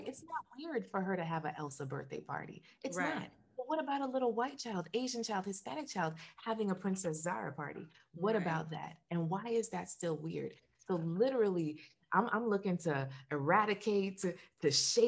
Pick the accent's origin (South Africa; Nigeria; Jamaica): Jamaica; now in Florida, United States; I'm Jamaican